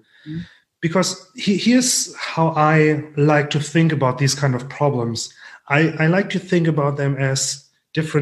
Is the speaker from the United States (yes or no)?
no; Germany; accent: thick German; English is a second language; my thick German accent